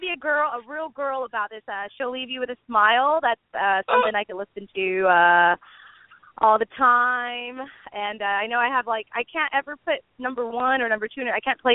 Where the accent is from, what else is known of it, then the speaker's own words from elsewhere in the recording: San Benito, Texas, United States; also born or lived in Harlingen, Texas; I was born in Harlingen, Texas, but I grew up in San Benito right next door